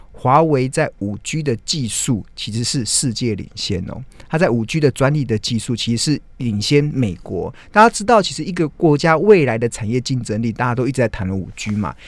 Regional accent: Taiwan; 身为台湾人真的还蛮兴奋的

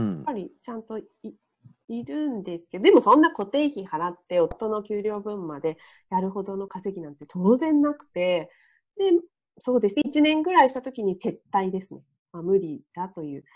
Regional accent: Niigata, Japan; moved away; 私の実家新潟で離れている

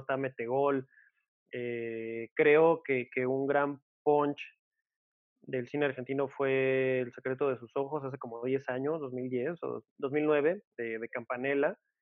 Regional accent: Mexico

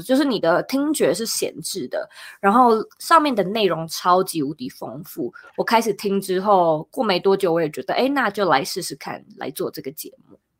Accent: Taiwan; moved away as an adult; now in United States; 那时候住在台湾，我是台湾人

